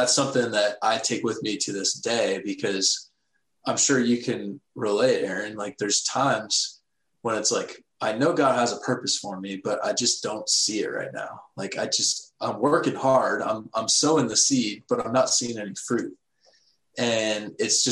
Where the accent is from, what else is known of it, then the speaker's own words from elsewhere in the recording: Texas, United States; I grew up in Texas, Bible Belt